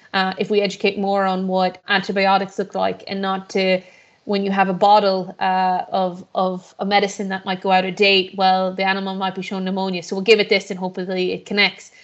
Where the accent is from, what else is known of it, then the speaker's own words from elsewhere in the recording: Shrule, Connacht, Ireland; also born or lived in Boston, Massachusetts, United States; I was born in Boston, Massachusetts, on the east coast of America. And then, uh, I was born to Irish parents who always, uh, pictured and wanted their children to grow up in, uh, rural Ireland like they did. Um, and for me, when I was seven, my parents, uh, shipped us and moved us, uh, home. uh, to a small little village called Shrewl, which is on the border between Mayo and Galway